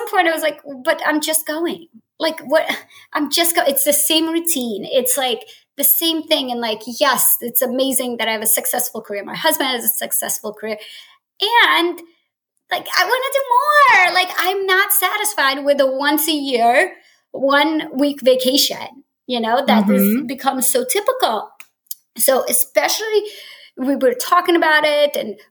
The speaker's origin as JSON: {"language": "English", "region": "New Jersey", "country": "United States", "tie": "born or raised there", "moved": "as an adult", "said": "I grew up in Jersey and moved across country after college"}